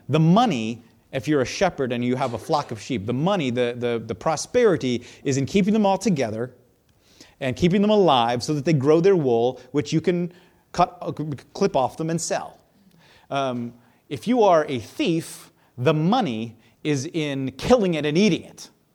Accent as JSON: {"language": "English", "country": "United States", "said": "I'm an American."}